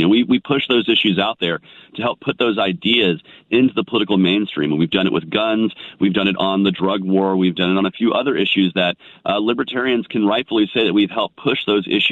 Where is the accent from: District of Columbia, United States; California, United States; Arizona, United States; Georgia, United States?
Georgia, United States; I'm from Georgia. I'm not used to that Minnesota cold